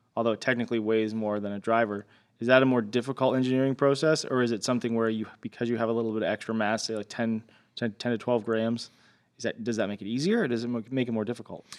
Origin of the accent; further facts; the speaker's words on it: Canada; I'm Canadian